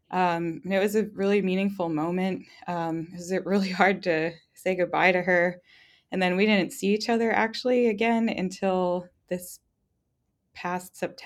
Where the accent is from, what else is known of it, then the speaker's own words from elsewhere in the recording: East Coast, United States; now in Nebraska, United States; Neither of us are from Nebraska. We're actually both from the East Coast. So being transplants here was intense